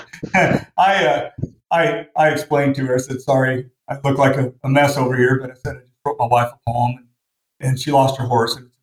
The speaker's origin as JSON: {"language": "English", "town": "Portland", "region": "Oregon", "country": "United States", "tie": "born or raised there", "moved": "as an adult", "lives_now": "Washington, United States", "said": "I grew up in Portland, Oregon"}